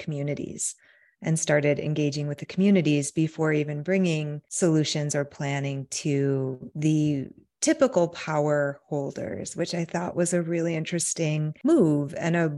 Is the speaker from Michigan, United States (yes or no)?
yes; Michigan, United States; I grew up in Michigan